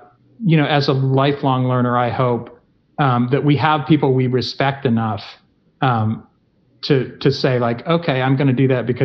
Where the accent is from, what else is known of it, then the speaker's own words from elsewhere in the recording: Tennessee, United States; moved away; I grew up in Tennessee